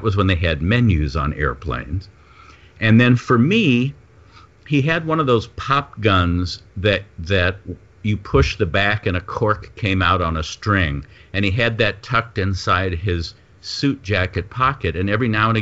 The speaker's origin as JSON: {"language": "English", "town": "Los Angeles", "region": "California", "country": "United States", "tie": "born or raised there", "also_born_or_lived": "St. Louis, Missouri / New York", "said": "our family moved to L.A. when I was about 8 because of my father's job"}